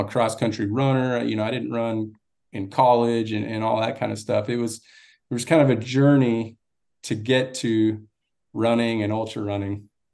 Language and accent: English; Austin, Texas, United States; also born or lived in Laredo, Texas; now in Florida, United States; when I was about one, we moved to Austin. And so I pretty much grew up in Austin, Texas.